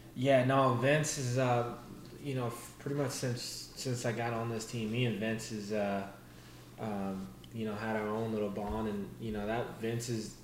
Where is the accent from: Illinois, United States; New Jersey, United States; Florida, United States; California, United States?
Florida, United States; Daytona Beach; my hometown race, Daytona